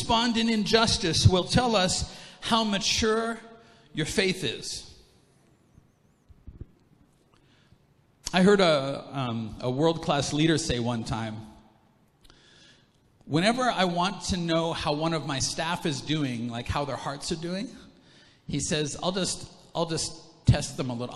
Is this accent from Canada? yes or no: yes; Canada; I'm like a 1, 2, 3, third generation Canadian